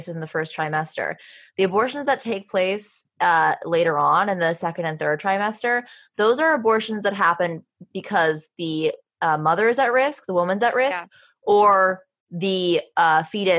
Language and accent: English; Wyoming, United States; Wyoming, my home state.